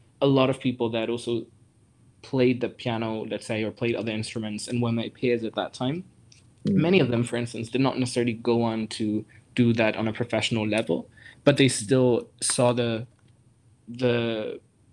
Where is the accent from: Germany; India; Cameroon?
Germany; I grew up in Germany. So my parents are Greek originally, but I was born in Germany and grew up there.